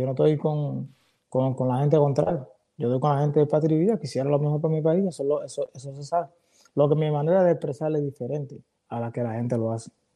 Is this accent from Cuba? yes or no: yes; Cuba; moved away; nosotros los cubanos